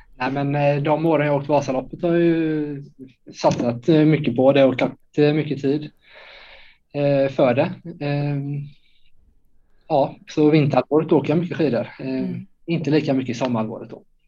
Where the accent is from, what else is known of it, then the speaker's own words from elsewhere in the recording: Småland, Sweden; från eh, Småland, 30 eh, år.